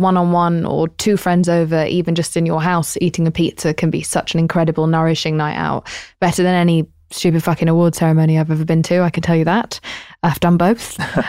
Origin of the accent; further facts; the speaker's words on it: England, United Kingdom; You know, I'm English.